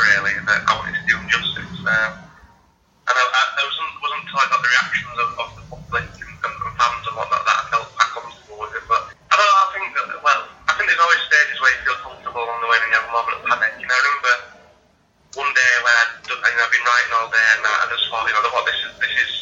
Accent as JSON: {"language": "English", "town": "Leeds", "region": "Yorkshire and the Humber", "country": "United Kingdom", "said": "I'm from Leeds"}